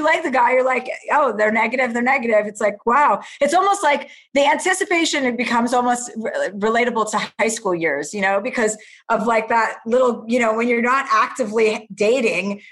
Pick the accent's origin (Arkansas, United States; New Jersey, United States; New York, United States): New Jersey, United States; moved away; I grew up in suburbia in New Jersey.